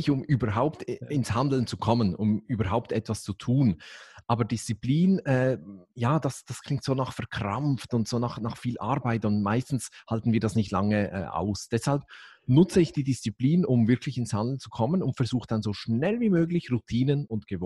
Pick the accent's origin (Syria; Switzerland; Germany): Switzerland; dann als Schweizer ist klar, dann nehme ich